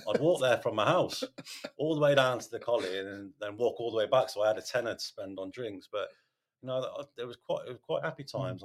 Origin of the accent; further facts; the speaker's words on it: Radford, United Kingdom; I was I was brought up in Radford, and I went to St Augustine's